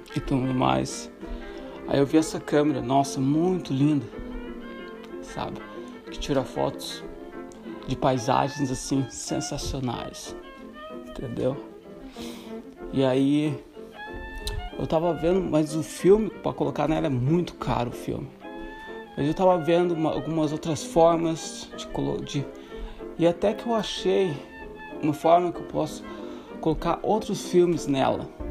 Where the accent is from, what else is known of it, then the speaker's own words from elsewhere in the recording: Santa Catarina, Brazil; eu sou do Sul. Sou só, sou de Santa, sou de Santa Catarina